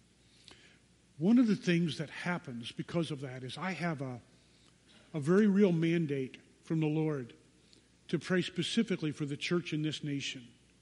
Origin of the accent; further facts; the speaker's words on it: United States; American Christians